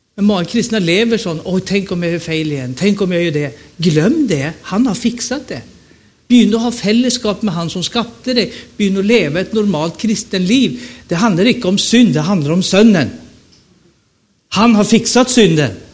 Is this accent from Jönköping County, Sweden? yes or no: no; Stockholm, Stockholm County, Sweden; moved away as an adult; also born or lived in Rogaland, Norway; now in Nannestad, Norway; Jag är född och uppvuxen i Stockholm